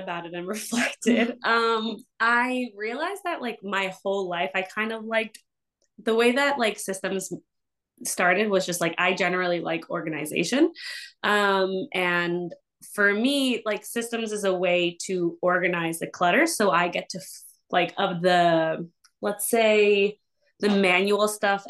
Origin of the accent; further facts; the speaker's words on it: New York, United States; also born or lived in Argentina / Washington, D.C. / Ecuador; I'm originally from Argentina. And I moved to the US when I was 5 to New York. Basically grew up in New York most of my life